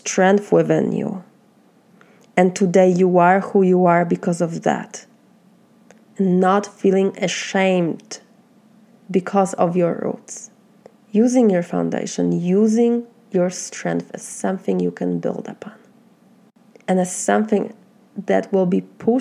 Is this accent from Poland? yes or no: yes; Poland; accent: Polish; English is a second language; moved away as an adult; now in United States; my Polish accent and my Polish heart